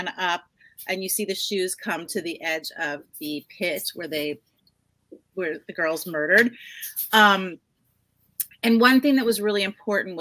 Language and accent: English; New Jersey, United States; now in California, United States; I grew up in New Jersey